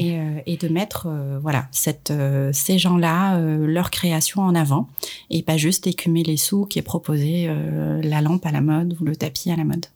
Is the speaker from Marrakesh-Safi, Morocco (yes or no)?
yes; Marrakesh, Marrakesh-Safi, Morocco; moved away as an adult; also born or lived in Casablanca, Morocco; now in France; née à Casablanca et j'ai grandi à Marrakech. Euh, je suis arrivée en France il y a maintenant 13 ans pour, euh, pour finir mes études